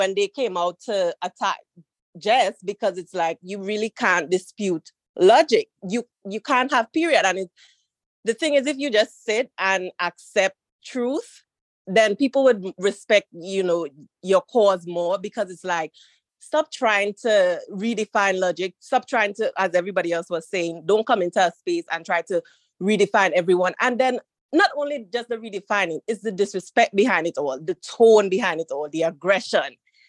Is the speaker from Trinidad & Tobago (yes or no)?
yes; Trinidad & Tobago; Trinidad and Tobago.